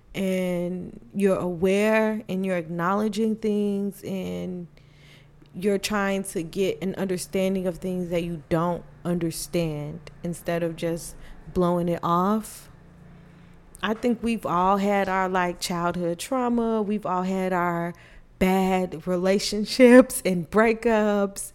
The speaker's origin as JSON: {"language": "English", "region": "Illinois", "country": "United States", "moved": "yes", "lives_now": "Texas, United States", "said": "I am originally from Illinois, but I am currently staying in Texas"}